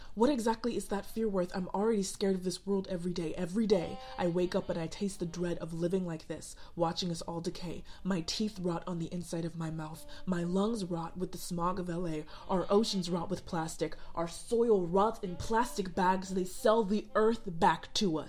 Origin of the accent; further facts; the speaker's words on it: Sierra Leone; moved away; also born or lived in Chicago; my home country of Sierra Leone